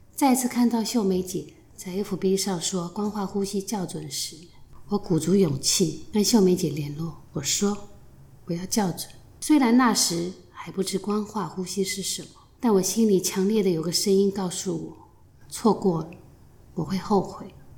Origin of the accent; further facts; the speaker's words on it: Shanghai, China; moved away as an adult; now in Taiwan; 我来自上海，出生在一个不知神为何物的年代